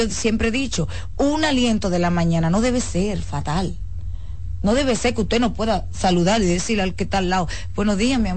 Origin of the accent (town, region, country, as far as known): Dominican Republic